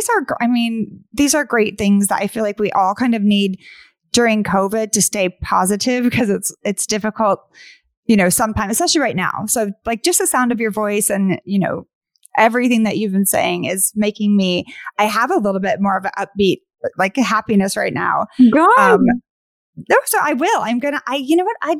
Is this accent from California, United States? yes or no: yes; Northern California, United States; also born or lived in New York; now in Los Angeles, United States; I'm originally from Northern California, but I lived in New York for 6 years